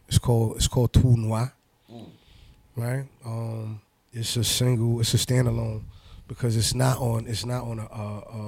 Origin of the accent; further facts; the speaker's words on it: New York City, New York, United States; growing up in Corona, Queens